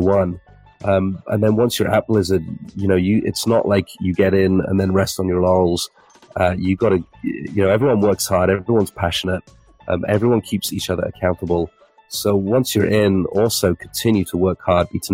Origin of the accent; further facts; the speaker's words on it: England, United Kingdom; being English